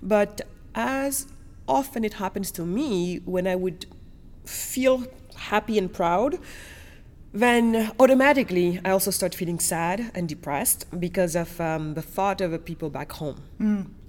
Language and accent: English; France; also born or lived in Senegal / Germany; So basically, I was born in Senegal, west coast of Africa. And then my family moved us to Germany. And then after Germany, we moved to France. So I was primarily educated in France.